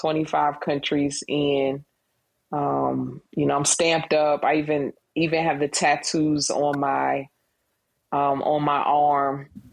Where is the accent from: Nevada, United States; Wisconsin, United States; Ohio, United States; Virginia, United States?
Virginia, United States; Suffolk; now in Atlanta, United States; I am from Suffolk, Virginia. We're known for Planters Peanuts. But I'm here in Atlanta.